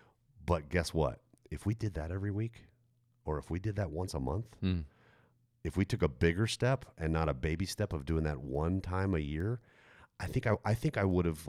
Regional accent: Stuttgart, Baden-Württemberg, Germany; growing up in Germany, in Stuttgart, Germany. Stuttgart was is a very big city.

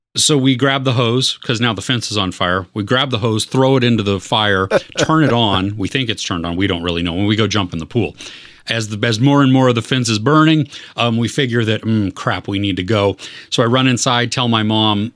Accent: United States; I grew up in the United States

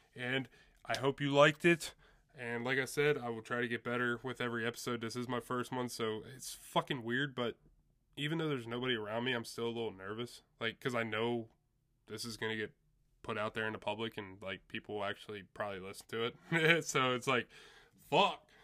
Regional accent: Chambersburg, Pennsylvania, United States; I'm from Chambersburg, run up in Altoona

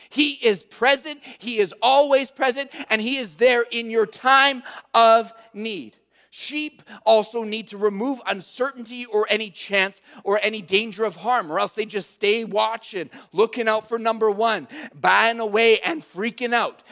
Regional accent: Calgary, Alberta, Canada; I'm from Calgary

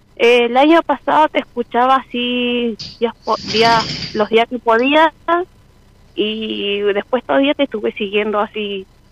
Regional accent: Jujuy, Argentina; moved away as an adult; now in Buenos Aires, Argentina; soy de Jujuy, ahora estoy acá en Buenos Aires

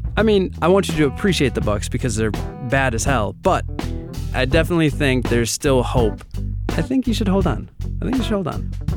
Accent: Milwaukee, Wisconsin, United States; I am born and raised in Milwaukee

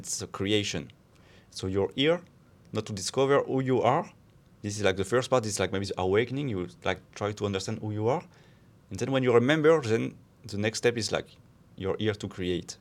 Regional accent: France; moved away as an adult; now in Barcelona, Spain; I'm from France, but, uh, I'm also Spanish now

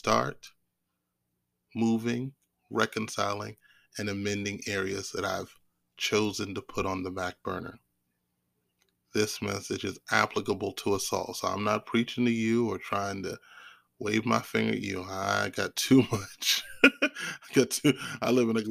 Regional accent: Maryland area, United States; I'm from the Maryland area

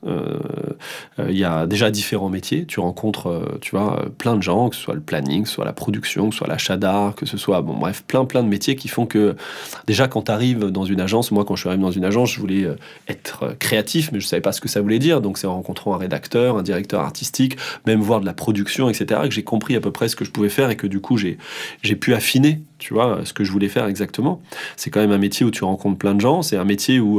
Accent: Hossegor, Nouvelle-Aquitaine, France; also born or lived in Paris suburbs; now in Paris region, France; je pense que j'irai vivre euh, dans le sud-ouest, chez moi, au Segor

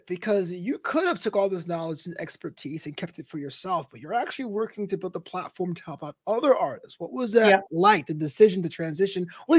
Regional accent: New York City, New York, United States; I grew up in Brooklyn in the 90s. And so that was very hip hop dominated.

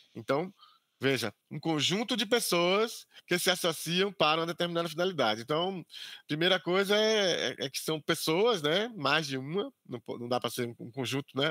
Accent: Camacã, Bahia, Brazil; eu sou natural aqui do interior da Bahia, é, de Camacã, no interior da Bahia

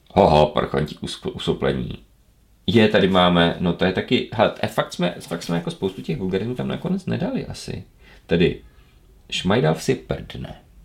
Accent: Ostrava, Moravian-Silesian Region, Czechia; u nás v Ostravě Petřkovicích

